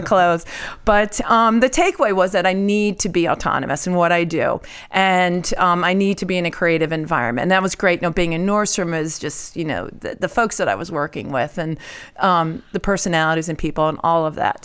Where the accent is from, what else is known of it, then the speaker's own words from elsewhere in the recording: outside of Syracuse, New York, United States; also born or lived in Mexico, New York; I grew up outside of Syracuse